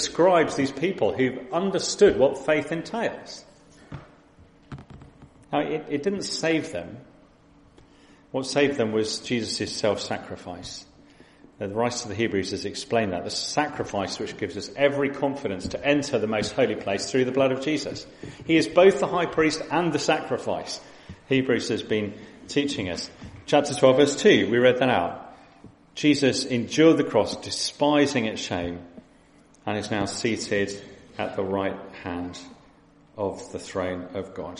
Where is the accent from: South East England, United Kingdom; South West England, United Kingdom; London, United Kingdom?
South East England, United Kingdom; West Sussex; I'm a West Sussex boy. I grew up on the South Coast